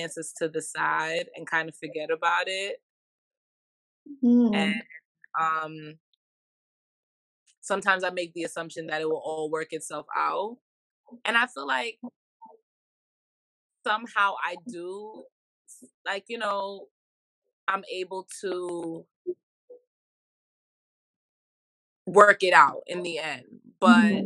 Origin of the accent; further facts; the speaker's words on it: New York City, New York, United States; I'm from Brooklyn, New York. My family is from the Caribbean